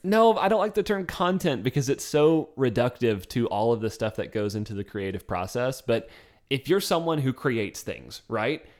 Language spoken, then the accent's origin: English; the South, United States; we come from the South